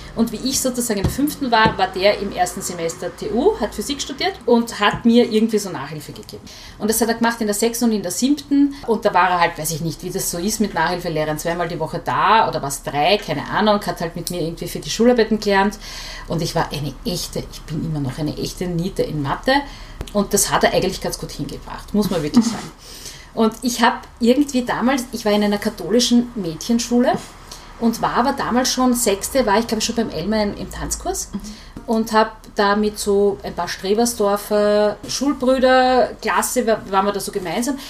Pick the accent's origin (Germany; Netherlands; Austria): Austria; Vienna; ich bin in Hütteldorf aufgewachsen